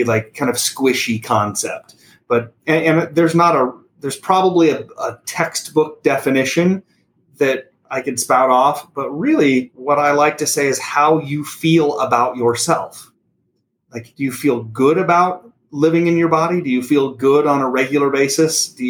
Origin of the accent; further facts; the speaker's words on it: Sargent, Nebraska, United States; also born or lived in Belgium; I grew up in a tiny little town in the middle of central Nebraska